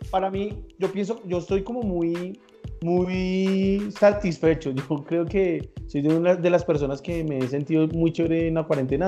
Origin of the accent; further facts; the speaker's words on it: Colombia; nosotros, como buenos colombianos